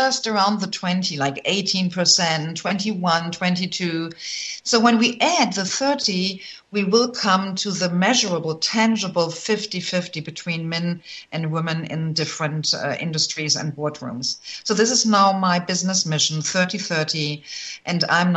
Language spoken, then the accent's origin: English; Germany; moved away as an adult; also born or lived in Michigan; I'm originally from Germany